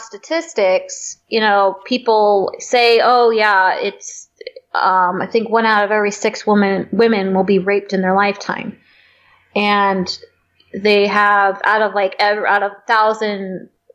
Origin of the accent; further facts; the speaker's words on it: California, United States; also born or lived in Michigan; now in San Diego, United States; went back home to my home state, California